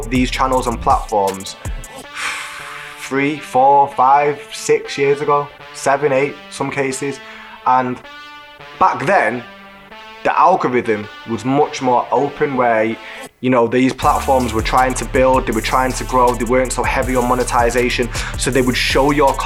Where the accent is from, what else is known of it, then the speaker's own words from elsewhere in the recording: Manchester, North West England, United Kingdom; we're from South Manchester